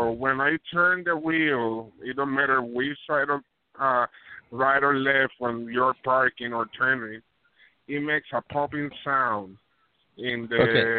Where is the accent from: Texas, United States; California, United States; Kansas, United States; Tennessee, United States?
Kansas, United States; Well, I'm from Kansas.